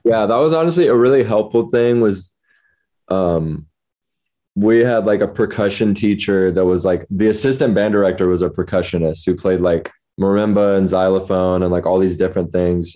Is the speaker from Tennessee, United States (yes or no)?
yes; Memphis, Tennessee, United States; moved away as an adult; also born or lived in New Orleans, Louisiana; now in Los Angeles, United States; lived in Memphis, like born and raised, graduated high school